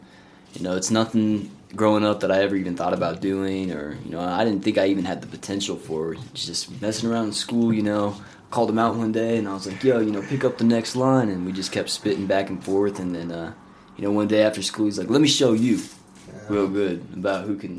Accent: Texas, United States; born there; also born or lived in Alaska / Oklahoma / Colorado; So, you know, I was born in Texas, moved to Alaska, then Oklahoma, and then here into Colorado.

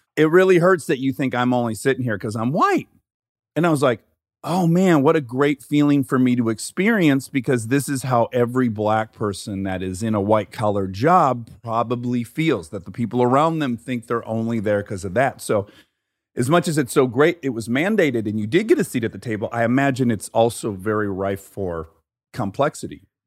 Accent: Detroit, Michigan, United States; moved away; 'cause I'm from Detroit.

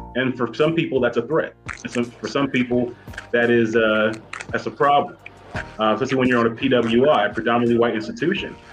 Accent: Ohio, United States; also born or lived in Muncie, Indiana; now in Chicago, United States; I am a Midwest it. guy. I'm from Ohio

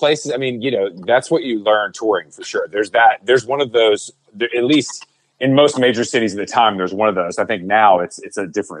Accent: the South, United States; like growing up in the South particularly, you know.

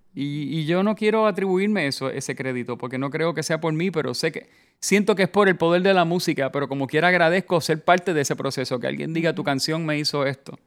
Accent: Puerto Rico; somos negros, europeos y taínos

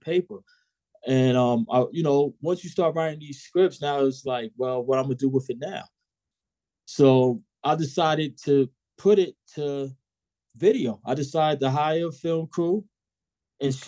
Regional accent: New York City, New York, United States; I'm from Southside Queens

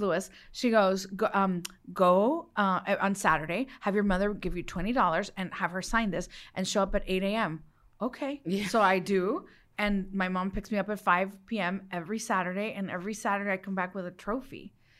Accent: Los Mochis, Sinaloa, Mexico; born there; I was born in Los Mochis, Sinaloa, land of the sea turtles.

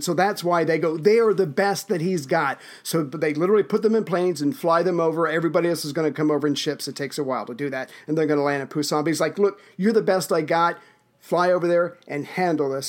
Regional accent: United States; I'm an American

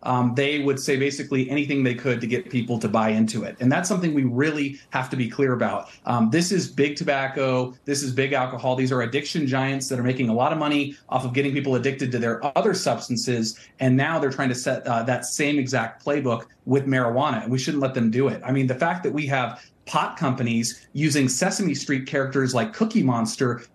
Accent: Colorado, United States; I'm from Colorado

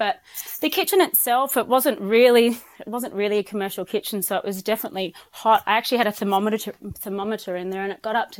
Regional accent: Byron Bay, New South Wales, Australia; Look, I'm originally from Byron Bay and I've been wanting to move back ever since I left 20 years ago.

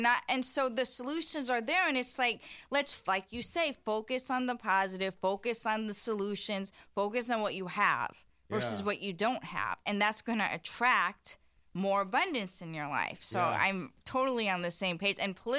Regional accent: Indiana, United States; And I'm from Indiana, and I really never liked that. I call it small town mentality.

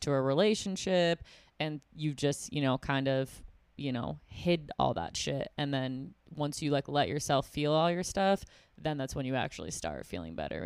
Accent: Buffalo, New York, United States; I'm from Buffalo, New York

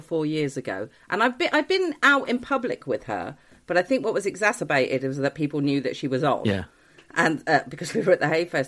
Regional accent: Milton Keynes, South East England, United Kingdom; I grew up just outside of Milton Keynes

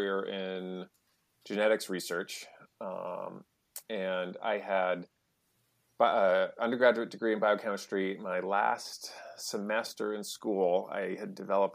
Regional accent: New Hampshire, United States; also born or lived in outside Boston; now in Melrose, Massachusetts, United States; I grew up in New Hampshire

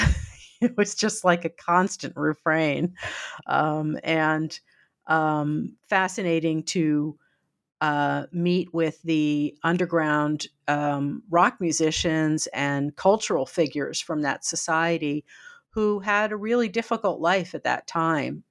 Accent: United States; as an American, uh, used to more freedoms

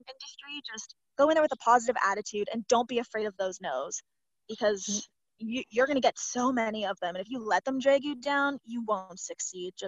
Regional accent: Toronto, Ontario, Canada; I'm from Toronto

